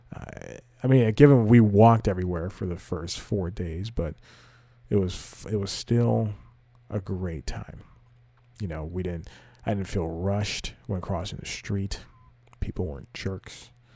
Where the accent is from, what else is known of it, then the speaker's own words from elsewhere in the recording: the South, United States; the Southern gentleman